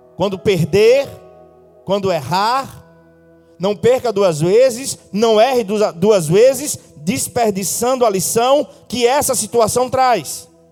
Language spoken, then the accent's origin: Portuguese; Northeast Region, Brazil; como bons nordestinos que somos